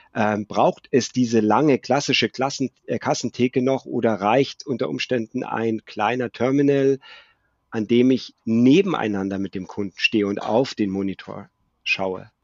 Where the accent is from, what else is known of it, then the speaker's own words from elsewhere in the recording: Munich, Bavaria, Germany; 1972 geboren in München, lebe im malerischen Oberbayern